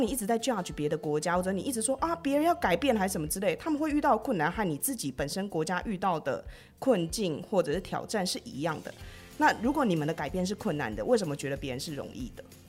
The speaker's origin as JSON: {"language": "Chinese", "country": "Taiwan", "first_language": "Chinese", "moved": "as an adult", "lives_now": "India", "said": "我们台湾人对外国人的想象很像"}